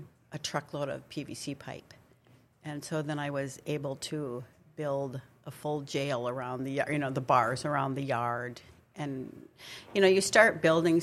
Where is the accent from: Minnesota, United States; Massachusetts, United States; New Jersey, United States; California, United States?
Minnesota, United States; Bemidji; moved away as an adult; now in Grand Forks, United States; I'm originally from Bemidji.